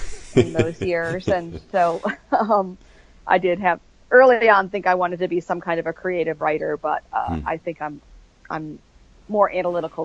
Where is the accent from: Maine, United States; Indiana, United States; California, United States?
Maine, United States; also born or lived in Buffalo, New York / Central Virginia; now in Virginia, United States; I grew up in the Northeast. I grew up in Maine and then moved to Buffalo, New York and came to Virginia when I took the job at Liberty University